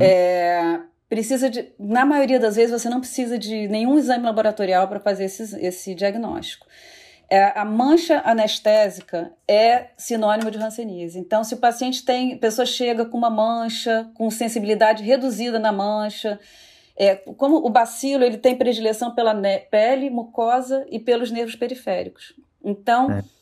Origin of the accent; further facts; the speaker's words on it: Rio de Janeiro, Brazil; eu sou do Rio de Janeiro